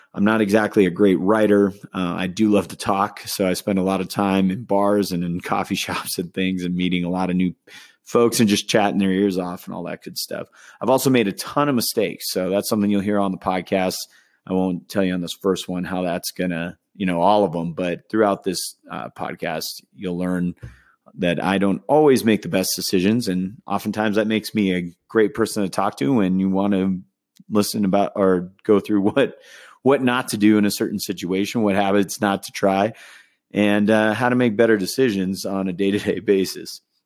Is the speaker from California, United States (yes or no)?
yes; Southern California, United States; now in Denver, United States; I grew up in Southern California, uh, as well as Northern California